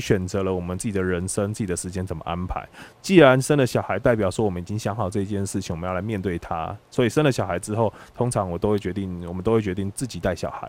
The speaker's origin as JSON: {"language": "Chinese", "region": "Tainan", "country": "Taiwan", "also_born_or_lived": "Taipei", "moved": "as an adult", "said": "其实是在台北工作，其实我，我是台南人，但是离开台南大概十年左右了"}